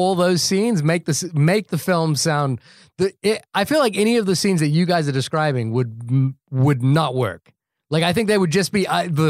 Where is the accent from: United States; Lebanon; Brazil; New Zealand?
New Zealand; I'm from New Zealand, and the town that I went to school in was on that list.